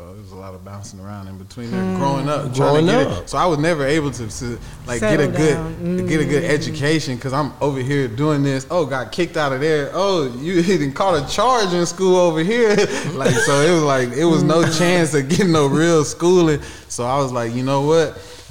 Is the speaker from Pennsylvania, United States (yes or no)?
no; Lee County, Texas, United States; moved away; also born or lived in Dallas, Texas; I was born in Dallas. But then it's like I was outside of Dallas growing up in the outskirts of Austin, Texas.